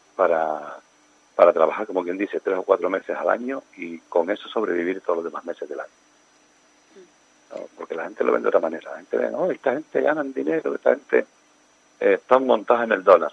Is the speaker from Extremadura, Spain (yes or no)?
no; Canary Islands, Spain